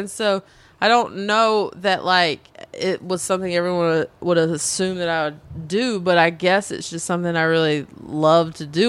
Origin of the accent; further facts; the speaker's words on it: North Carolina, United States; moved away as an adult; also born or lived in Spain; now in Los Angeles, United States; I'm from North Carolina, where everyone's friends.